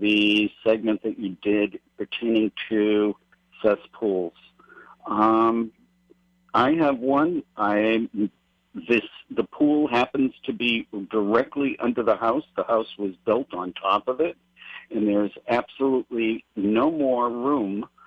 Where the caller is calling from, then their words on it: Haiku, Hawaii, United States; I'm calling from Maui, Hawaii, Haiku